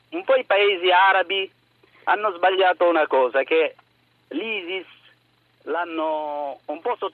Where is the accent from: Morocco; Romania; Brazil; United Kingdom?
Morocco; now in Province of Foggia, Italy; io eh, vengo dal Marocco